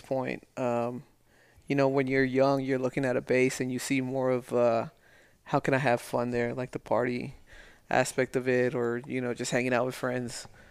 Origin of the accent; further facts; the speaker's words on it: El Paso, Texas, United States; moved away; also born or lived in Las Vegas; growing up in El Paso